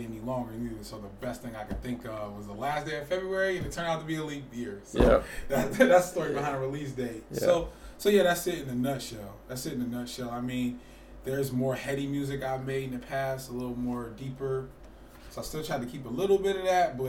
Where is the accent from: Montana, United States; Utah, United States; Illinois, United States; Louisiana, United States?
Illinois, United States; Chicago; now in Twin Cities, United States; I've been here for 17 of them, because I'm originally from Chicago.